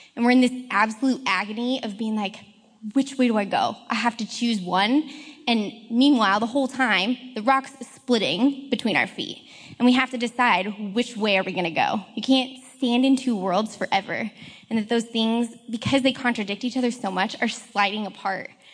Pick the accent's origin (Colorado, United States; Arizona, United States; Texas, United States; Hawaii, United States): Colorado, United States; moved away as an adult; now in Seattle, United States; I come from Colorado